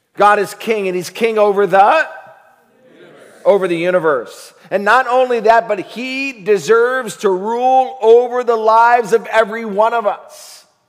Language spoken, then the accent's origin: English; United States; also born or lived in Africa; we are American.